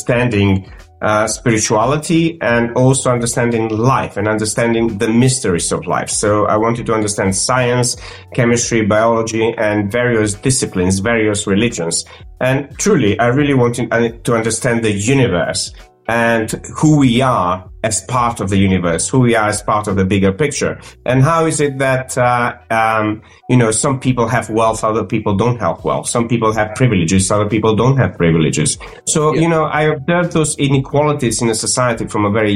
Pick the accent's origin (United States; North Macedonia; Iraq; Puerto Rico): North Macedonia; English is a second language; moved away as an adult; also born or lived in Croatia / London; I grew up in North Macedonia, speaking multiple languages